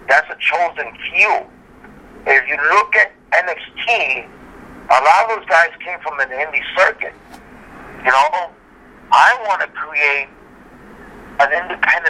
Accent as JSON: {"language": "English", "town": "New York City", "region": "New York", "country": "United States", "said": "I'm from Brooklyn myself."}